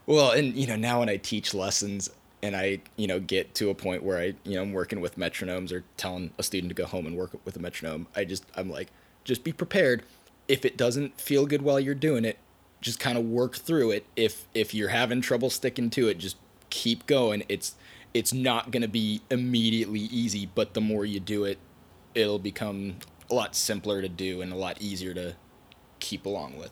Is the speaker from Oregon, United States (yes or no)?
yes; Hillsboro, Oregon, United States; I grew up in Hillsboro, not too far from here